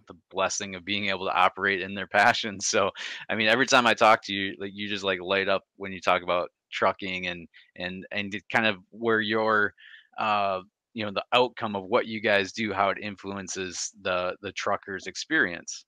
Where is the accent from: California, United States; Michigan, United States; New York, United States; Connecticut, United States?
Michigan, United States; I'm from Michigan